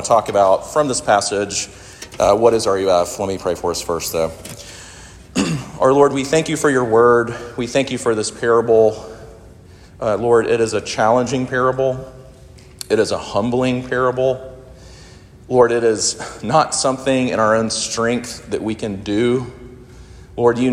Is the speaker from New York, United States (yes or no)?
no; Sumter, South Carolina, United States; I grew up in Sumter, South Carolina, where my mom and my stepdad still live